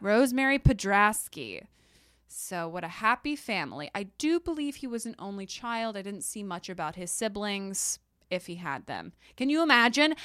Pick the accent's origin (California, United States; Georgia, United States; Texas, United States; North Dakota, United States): Texas, United States; I'm a Texan